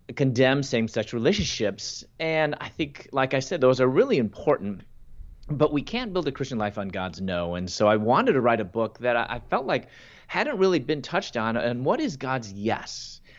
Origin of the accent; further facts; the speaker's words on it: Chicago, Illinois, United States; moved away as an adult; also born or lived in Louisville, Kentucky / Atlanta; I'm from Chicago, and I lo-, moved from Chicago to Louisville, Kentucky to pursue my doctorate in dentistry